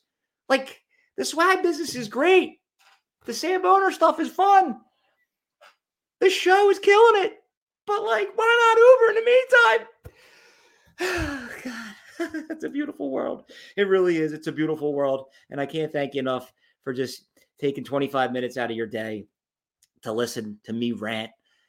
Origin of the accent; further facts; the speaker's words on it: Southampton, Pennsylvania, United States; my hometown, Southampton, Pennsylvania, Bucks County.